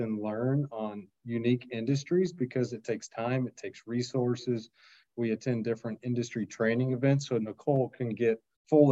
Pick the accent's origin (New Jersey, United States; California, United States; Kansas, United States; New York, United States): Kansas, United States; I grew up in Kansas